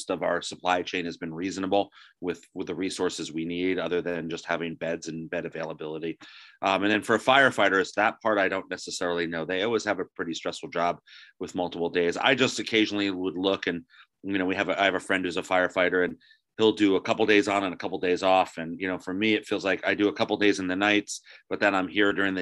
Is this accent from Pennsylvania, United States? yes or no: no; New Jersey, United States; I was raised in New Jersey